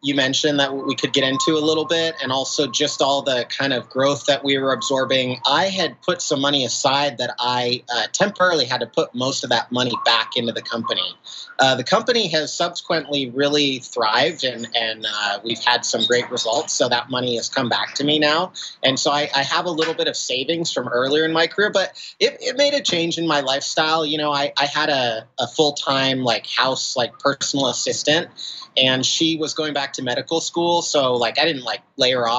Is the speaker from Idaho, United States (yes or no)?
yes; Idaho, United States; I grew up in Idaho in a conservative Christian family home